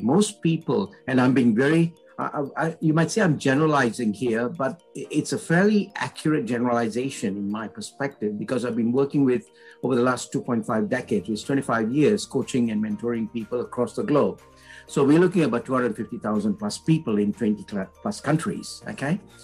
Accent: Malaysia; I'm Indian in blood, but I was born in Malaysia.

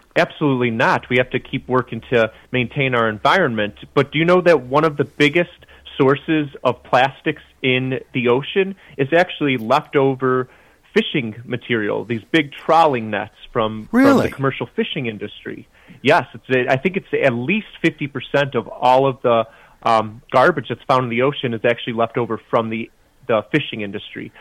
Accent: Chicago, Illinois, United States; I grew up in the Midwest as well, just outside Chicago

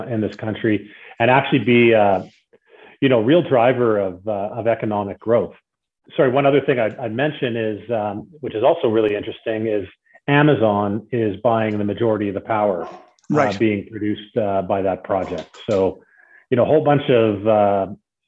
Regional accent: Calgary, Alberta, Canada; I grew up here in Calgary in the oil and gas business

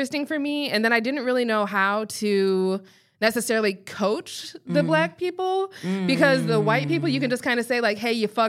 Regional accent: Colorado, United States; Clearly there are, because I'm from there.

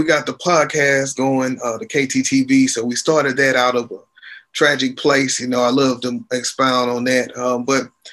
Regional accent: Shreveport, Louisiana, United States; moved away as an adult; now in Houston, United States; Shreveport, Louisiana is my hometown. I am currently living in Houston, Texas. I've been here since 2003.

